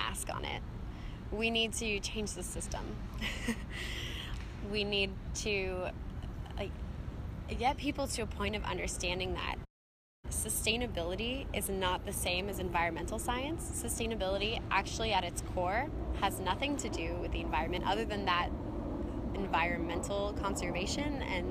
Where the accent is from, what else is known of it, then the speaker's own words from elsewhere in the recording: Pleasanton, California, United States; I grew up in a town in the East Bay area in Northern California called Pleasanton